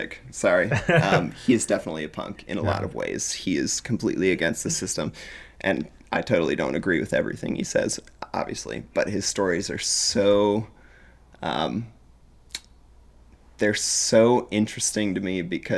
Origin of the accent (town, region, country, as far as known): United States